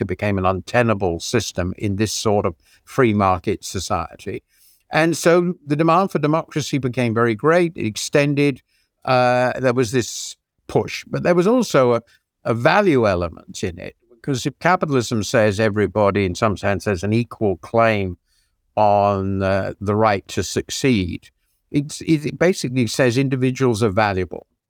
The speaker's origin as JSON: {"language": "English", "country": "United Kingdom", "also_born_or_lived": "United States", "said": "as most British people will be, and I lived in the country for ten years"}